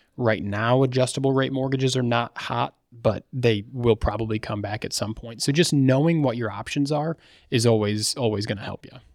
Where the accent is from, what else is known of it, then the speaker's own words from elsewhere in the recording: Battle Creek, Michigan, United States; I'm from Battle Creek, Michigan.